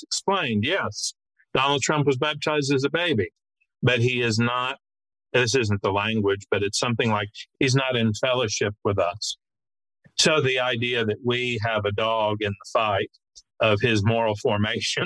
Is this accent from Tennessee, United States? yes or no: yes; Nashville, Tennessee, United States; because we're growing up in Nashville